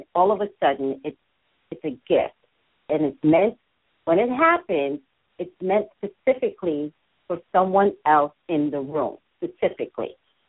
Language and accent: English; New York, United States; now in California, United States; When I moved to California, because I come from New York, we don't have those big churches.